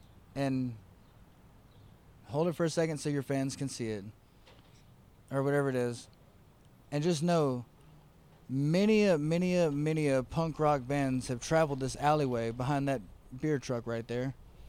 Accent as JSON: {"language": "English", "region": "the South", "country": "United States", "said": "I'm from the South and I'm backwards"}